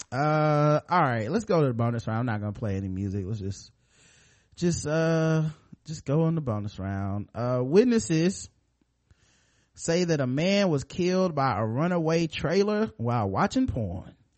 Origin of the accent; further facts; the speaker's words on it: United States; I'm American